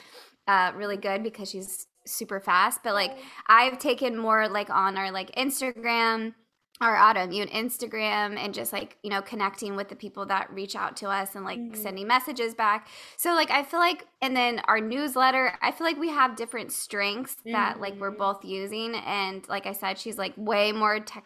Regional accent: California, United States; I'm from California

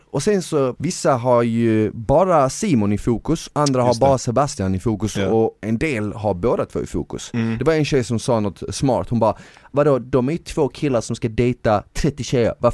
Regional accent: Eskilstuna, Södermanland, Sweden; now in Stockholm, Sweden; jag är från Eskilstuna i grund och botten och jag flyttade

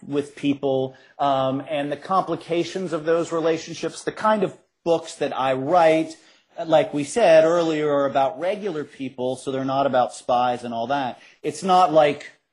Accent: Cincinnati, Ohio, United States; so I grew up in Cincinnati. I grew up on the west side of Cincinnati

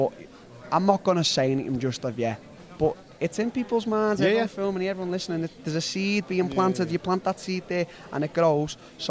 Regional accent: Liverpool, North West England, United Kingdom; I'm a kid from Liverpool.

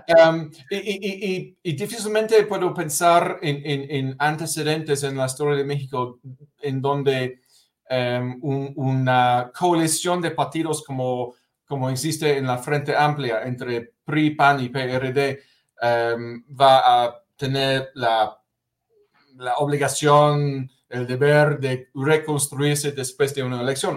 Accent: United Kingdom; Spanish is a second language; moved away; la iglesia anglicana en mi país, en, Gran Bretaña

